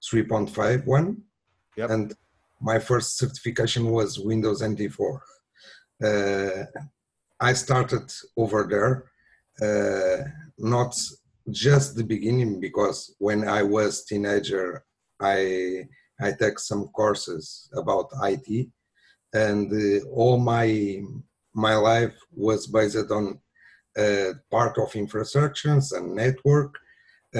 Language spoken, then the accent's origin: English; Lisbon, Portugal; I'm from Portugal, Lisbon